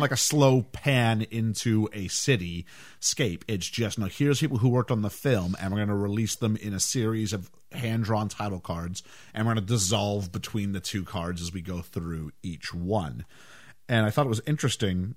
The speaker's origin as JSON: {"language": "English", "country": "Canada", "tie": "born or raised there", "said": "growing up in Canada"}